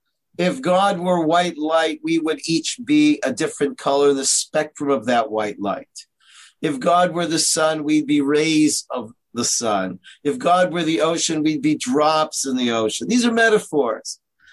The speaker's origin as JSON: {"language": "English", "town": "Toronto", "region": "Ontario", "country": "Canada", "lives_now": "Israel", "said": "I'm from Toronto, Canada. You probably don't recognize that because I sound like I'm from New York, but that's because I moved to Israel."}